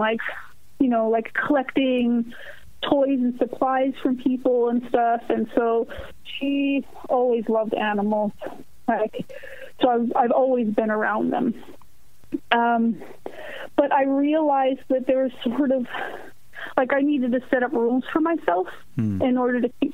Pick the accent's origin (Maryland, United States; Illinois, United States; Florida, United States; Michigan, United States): Maryland, United States; Baltimore; also born or lived in Brooklyn, New York / Jersey shore, New Jersey; now in Esperance, United States; I still have, like, tremendous love for my hometown